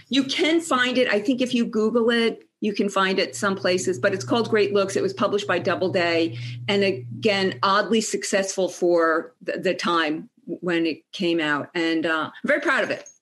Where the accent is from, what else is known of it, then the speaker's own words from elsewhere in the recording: Ridgewood, New Jersey, United States; also born or lived in Boston; I'm from Ridgewood, New Jersey, which is this beautiful little town outside of New York City.